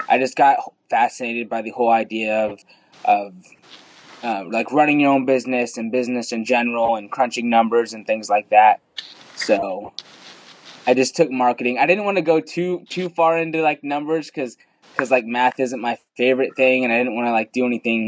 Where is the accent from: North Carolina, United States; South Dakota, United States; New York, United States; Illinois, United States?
Illinois, United States; Southern; also born or lived in India; I've grown up in Southern Illinois my whole life